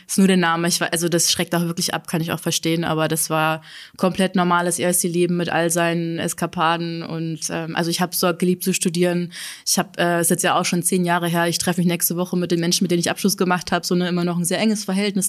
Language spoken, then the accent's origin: German; Burghausen, Bavaria, Germany; moved away as an adult; now in Leipzig, Germany; Ich bin in Burghausen geboren. Das ist ganz an der Grenze zu Österreich, also so in Südostbayern. Und ähm, da leben meine Eltern auch immer noch, also so ein bisschen entfernt von diesem Ort. Und da bin ich zur Schule gegangen und bin dann auch erst mit 18 quasi dann weggezogen